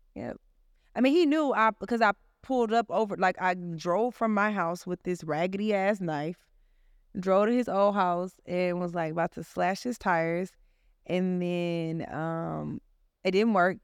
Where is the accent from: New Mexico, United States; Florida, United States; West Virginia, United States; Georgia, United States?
Georgia, United States; Atlanta; I'm from Atlanta